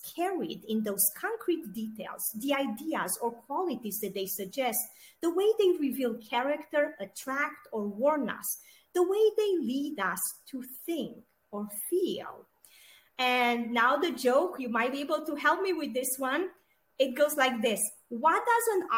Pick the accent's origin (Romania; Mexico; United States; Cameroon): Romania; moved away; I grew up in Romania and I used to live in a small town